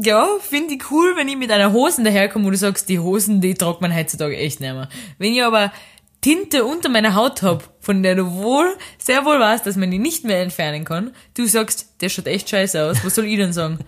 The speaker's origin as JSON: {"language": "German", "country": "Austria", "moved": "yes", "lives_now": "Lisbon, Portugal", "said": "wo ich herkomm. Österreich"}